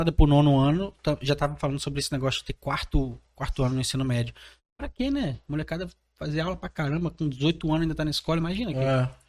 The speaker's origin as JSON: {"language": "Portuguese", "town": "Vila Velha", "region": "Espírito Santo", "country": "Brazil", "said": "Vila Velha, eu moro ali também. Nós somos da República Federativa de Gaivotas, eu e o queijo."}